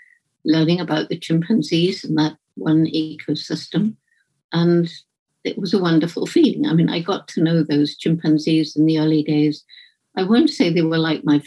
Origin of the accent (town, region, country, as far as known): Bournemouth, South West England, United Kingdom; born or raised there